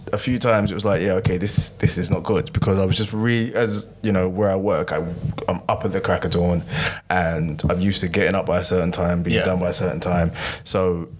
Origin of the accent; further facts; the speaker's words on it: Nigeria; I'm Nigerian.